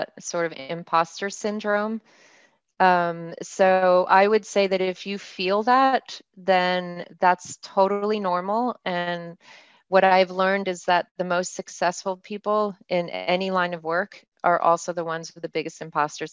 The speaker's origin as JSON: {"language": "English", "country": "Mexico", "tie": "born or raised there", "moved": "yes", "said": "I'm bilingual. I grew up in Mexico"}